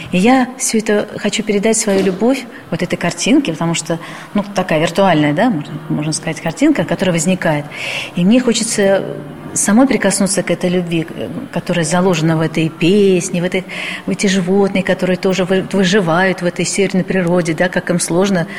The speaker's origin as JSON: {"language": "Russian", "region": "Saint Petersburg", "country": "Russia", "tie": "born or raised there", "said": "Я коренной житель Петербурга. Родилась когда-то, это был Ленинград"}